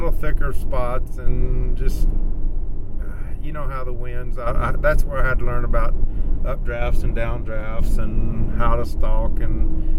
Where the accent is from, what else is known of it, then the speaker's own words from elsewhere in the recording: Texas, United States; Well, I come from Texas, so of course we don't have elk in Texas.